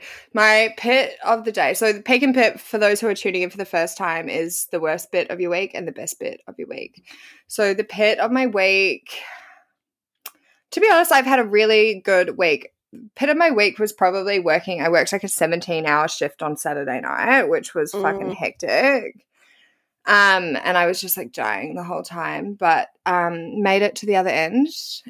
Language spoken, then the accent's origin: English; New Zealand; I'm from New Zealand, so like I don't know. We got the best of both worlds. I'm the most Aussiest bogan Kiwi that you'll ever meet.